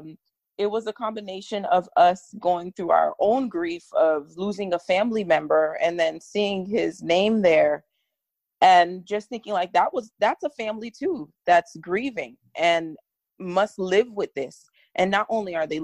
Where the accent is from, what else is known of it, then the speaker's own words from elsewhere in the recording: Miami, Florida, United States; we're from Miami. So, you know, where Trayvon Martin went to school, it was our home school